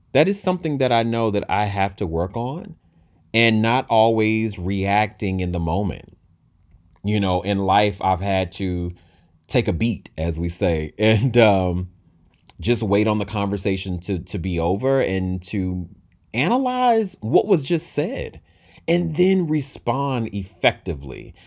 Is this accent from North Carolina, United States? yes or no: yes; Durham, North Carolina, United States; from my hometown. Shout out to Bull City from Durham, North Carolina.